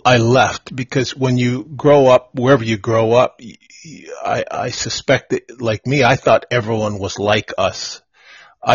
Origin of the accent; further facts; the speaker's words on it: Wisconsin, United States; moved away; Born and raised in the Midwest, a small town of 2,000, kind of rolling farm hills about 20 miles outside of Milwaukee, Wisconsin. It was pretty insulated little town.